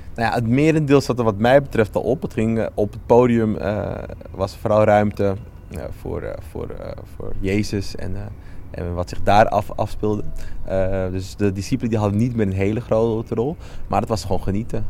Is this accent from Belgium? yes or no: no; Amsterdam, North Holland, Netherlands; Ik ben wel opgegroeid in Amsterdam Zuidoost